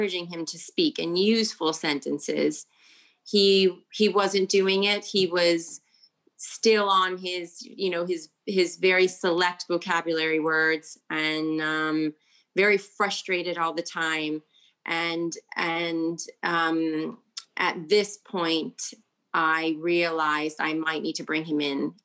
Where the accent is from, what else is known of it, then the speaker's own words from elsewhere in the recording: United States; first language English; moved away as an adult; also born or lived in Italy; now in United Kingdom; I'm from the United States